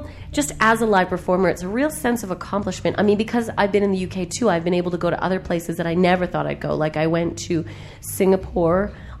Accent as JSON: {"language": "English", "town": "Calgary", "region": "Alberta", "country": "Canada", "tie": "born or raised there", "moved": "as an adult", "lives_now": "United Kingdom", "said": "Yeah, I'm a Calgarian, born and raised."}